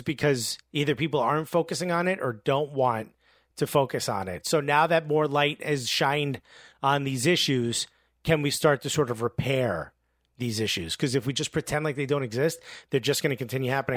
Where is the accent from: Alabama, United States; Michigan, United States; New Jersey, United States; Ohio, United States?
New Jersey, United States; Newark; I grew up with kids in Newark